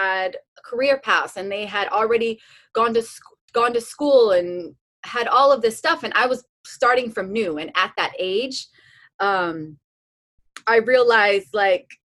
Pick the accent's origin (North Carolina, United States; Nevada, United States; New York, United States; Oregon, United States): Nevada, United States; Las Vegas; moved away as an adult; also born or lived in Arkansas; growing up in Las Vegas my entire life